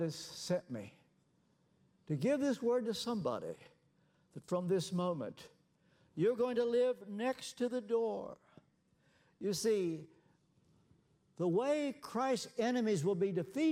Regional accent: Ashland, Kentucky, United States; moved away; my hometown in Ashland, Kentucky

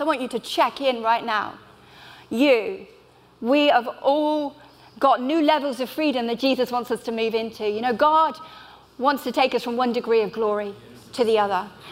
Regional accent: Bristol, South West England, United Kingdom; I'm from Bristol. I minister in a church there in the heart of Bristol.

